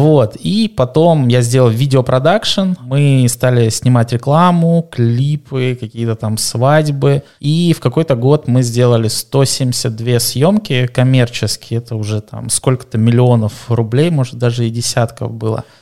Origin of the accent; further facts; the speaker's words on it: North Caucasus, Russia; я с Северного Кавказа, я на юге России рос.